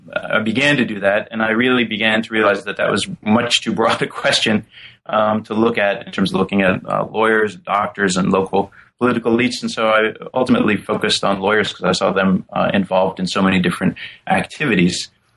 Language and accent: English; St. Louis, Missouri, United States; I came from St. Louis, which at the time during the early 1980s was a city gripped by a lot of violent crime.